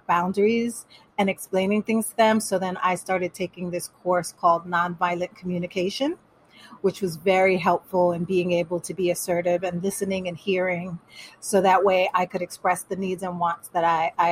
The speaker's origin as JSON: {"language": "English", "country": "Panama", "tie": "born or raised there", "first_language": "Spanish", "second_language": "English", "moved": "yes", "said": "I was born here, but I was raised in Panama. So my first language was Spanish."}